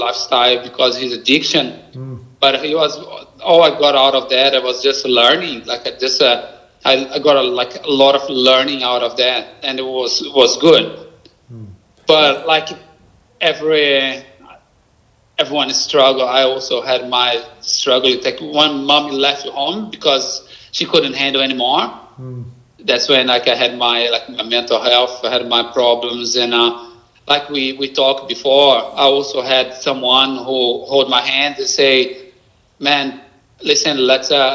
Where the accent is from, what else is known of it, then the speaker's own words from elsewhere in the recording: Brazil; accent: Brazilian; English is a second language; moved away as an adult; now in Australia; my Brazilian accent